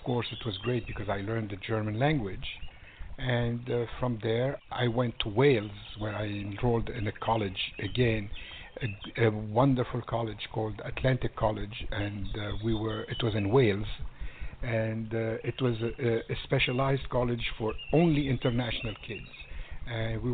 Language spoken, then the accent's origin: English; Magaria, Zinder Region, Niger; also born or lived in Lebanon (ancestry); now in California, United States; So that's where we grew up in West Africa